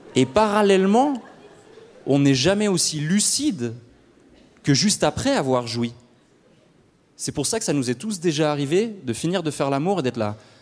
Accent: Switzerland; chez nous en Suisse

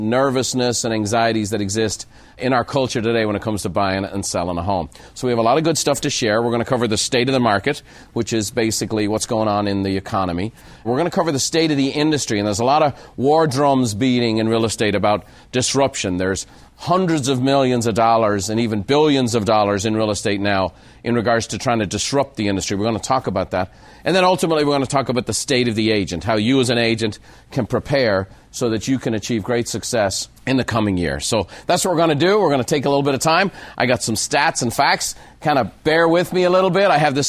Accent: Ireland; now in United States; that's why today you need to know I'm an Irishman. I'm a proud American by choice.

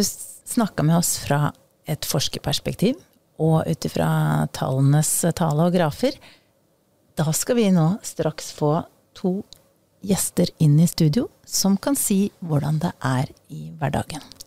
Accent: Eastern Norway, Norway; accent: østlending (Eastern Norwegian); jeg er østlending

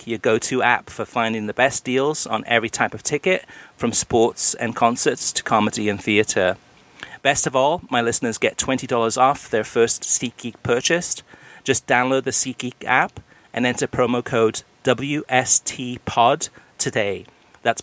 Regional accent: Wales, United Kingdom; now in United States; And I'm Welsh. I was born in Wales. I grew up in Wales. And I'm an American citizen.

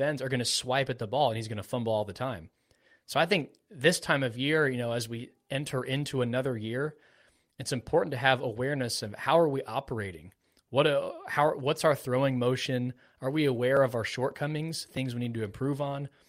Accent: Florida, United States; I was born in Florida

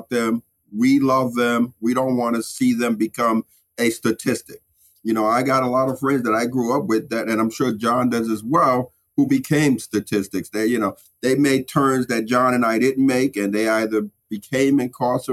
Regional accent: New York City, New York, United States; I grew up in the Sumner Projects or I grew up in Bed-Stuy

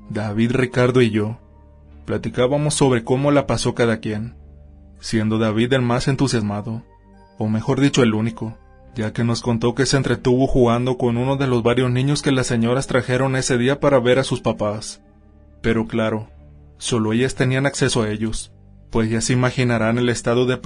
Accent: Peru; soy originario de Perú.

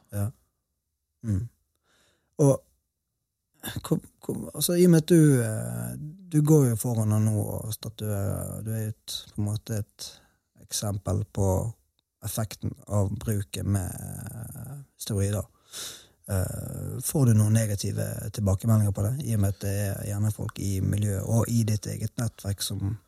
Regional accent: Bergen, Vestland, Norway; now in Sørlandet, Norway; Spesielt i Bergen, der jeg kommer fra

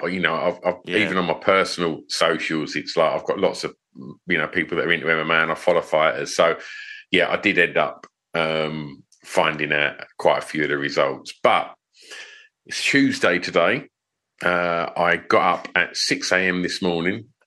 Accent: Essex, East of England, United Kingdom; I'm from Essex

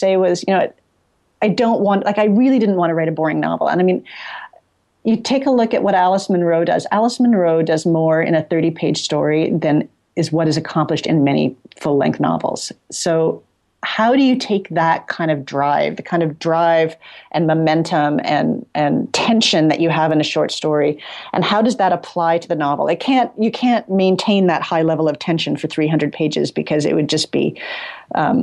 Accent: Toronto, Ontario, Canada; I grew up sort of in Midtown Toronto

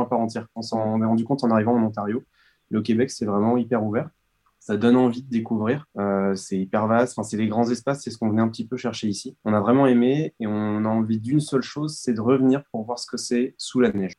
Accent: France; on est français.

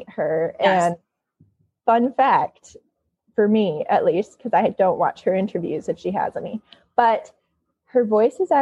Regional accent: Michigan, United States; now in California, United States; I'm from Michigan, not Grand Rapids

